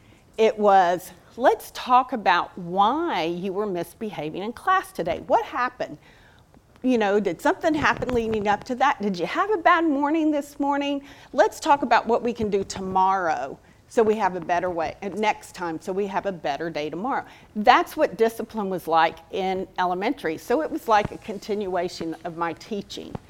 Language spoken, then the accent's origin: English; League City, Texas, United States; also born or lived in Santa Fe, Texas; I was born and raised in League City